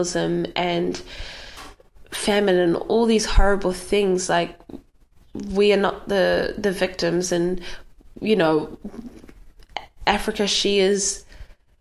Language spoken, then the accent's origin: English; New Zealand; growing up in New Zealand